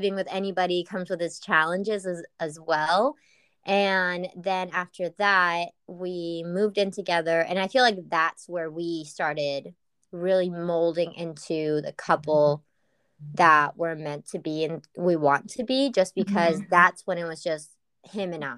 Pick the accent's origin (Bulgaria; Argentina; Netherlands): Argentina; also born or lived in England; now in United States; I come from Argentina, from a very Latino family